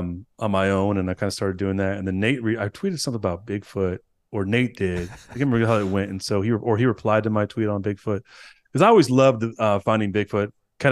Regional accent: California, United States; We're both from California, Northern California.

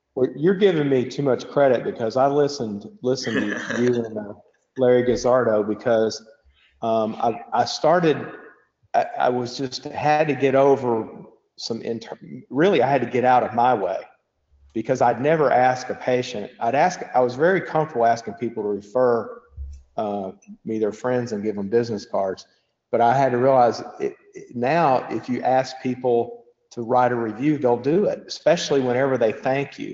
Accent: Bowling Green, Kentucky, United States; moved away as an adult; now in Lexington, United States; I grew up in uh, Southern Kentucky in Bowling Green, uh, Western Kentucky

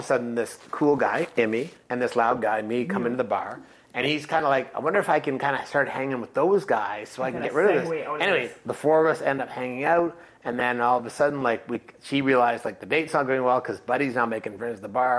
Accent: Aurelia, Iowa, United States; where I grew up in Aurelia

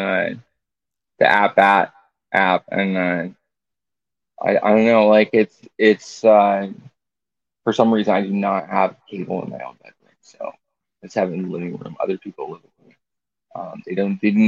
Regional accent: Arizona, United States; born or raised there

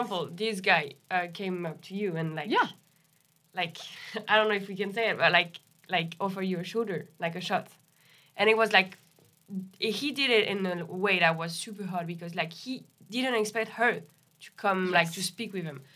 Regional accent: Paris, Île-de-France, France; moved away; I'm from Paris, from France.

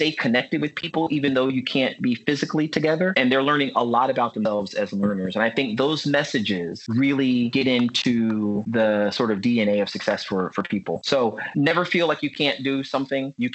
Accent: Virginia Beach, Virginia, United States; I grew up in Virginia Beach, Virginia

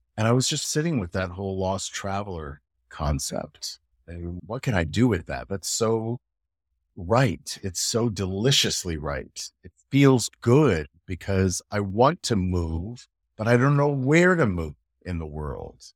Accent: United States; moved away as an adult; also born or lived in United Kingdom; now in Europe; as an American

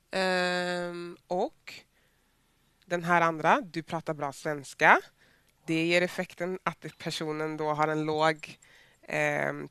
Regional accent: Västra Götaland, Sweden; accent: Gothenburg dialect; med min göteborgska varje gång jag ska ta en fråga?

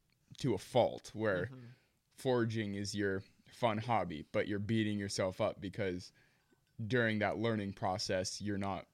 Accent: United States

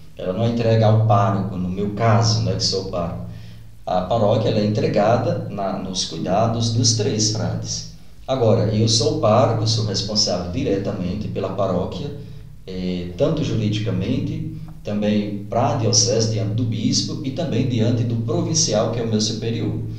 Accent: Iati, Pernambuco, Brazil; moved away as an adult; also born or lived in São Paulo / Itaberaba, Bahia; now in Guaraniaçu, Brazil; Eu sou natural de Pernambuco, de uma cidadezinha que deve de ter o mesmo número de habitantes aqui de, do município, né, de Guaraniaçu, deve ter no máximo uns 14 mil habitantes. E eu nasci

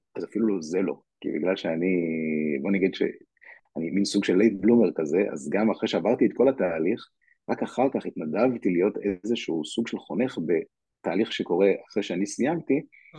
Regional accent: Ra'anana, Central District, Israel; also born or lived in Kiryat Ono; נולדתי בקריית אונו וגדלתי אחרי זה ברעננה, את רוב, רוב השנים עשיתי ברעננה

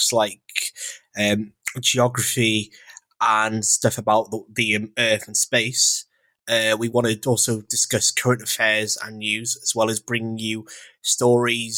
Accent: North Wales, United Kingdom; also born or lived in Withington, Manchester; now in Manchester, United Kingdom; I'm originally from North Wales, but I currently live in Withington, Manchester

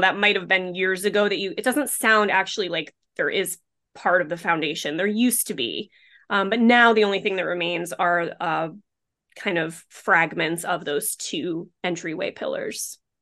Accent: Rhode Island, United States; my own hometown because I do live in a very very much a beach community

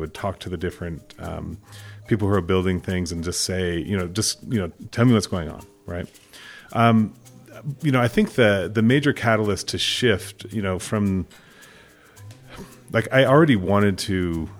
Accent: Sudan; also born or lived in Kenya; I don't always talk about my background with people, but I grew up in Sudan and Kenya. My parents were linguists, but missionary linguists, so they were doing a Bible translation.

